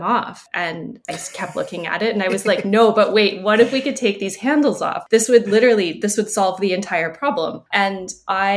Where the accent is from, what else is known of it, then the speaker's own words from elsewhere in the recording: Canada; now in Montreal, Canada; I am Canadian, based in Montreal